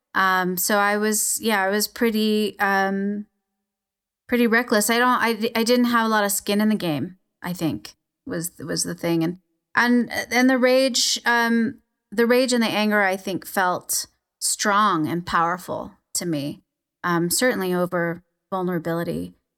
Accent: Los Angeles, California, United States; I was born in East L A, um, to a you know, kinda dysfunctional Mexican family

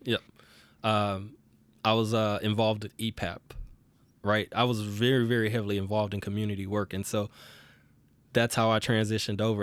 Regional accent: Houston, Texas, United States; now in Portland, United States; I grew up in Houston, Texas

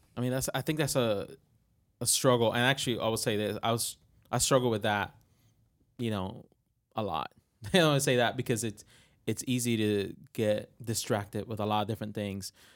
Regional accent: Puerto Rico; English is a second language; moved away; I'm from Puerto Rico

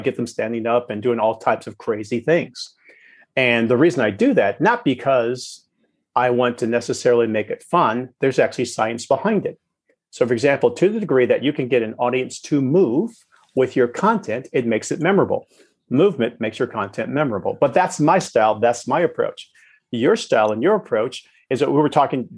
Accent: Chicago, Illinois, United States; I'm African American, born and raised in Chicago

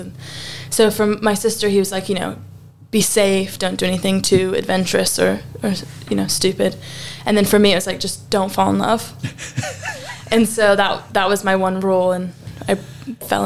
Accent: United States; moved away as an adult; I'm American and I speak English

